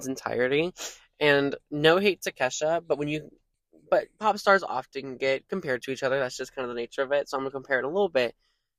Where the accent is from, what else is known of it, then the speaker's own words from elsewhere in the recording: Houston, Texas, United States; we're from Houston. We have never lied about it. We are Houstonians.